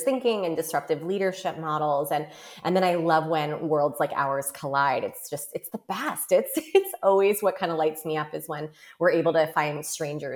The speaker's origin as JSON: {"language": "English", "town": "New York City", "region": "New York", "country": "United States", "tie": "born or raised there", "said": "I grew up in New York"}